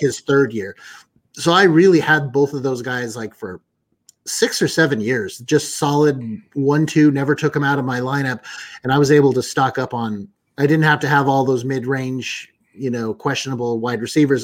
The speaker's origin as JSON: {"language": "English", "town": "Kansas City", "region": "Missouri", "country": "United States", "said": "I'm from Kansas City"}